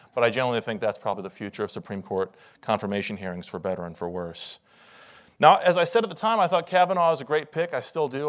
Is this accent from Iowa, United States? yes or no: yes; Iowa, United States; now in Washington, D.C., United States; I'm originally from Iowa, where in the last few weeks they've gotten twenty-six inches of snow.